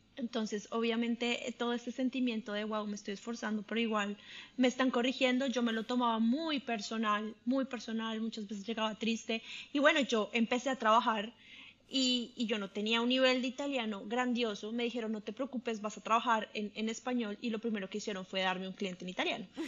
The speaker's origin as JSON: {"language": "Spanish", "country": "Colombia", "moved": "as an adult", "lives_now": "Italy", "said": "yo soy colombiana, creo que primera cosa, identidad número uno. Soy colombiana"}